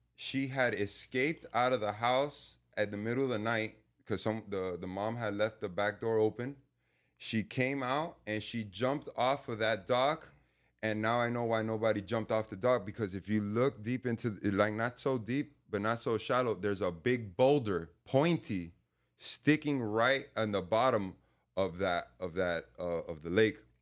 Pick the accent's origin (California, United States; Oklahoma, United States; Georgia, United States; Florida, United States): Florida, United States; Hialeah; I was born in, uh, Hialeah, Florida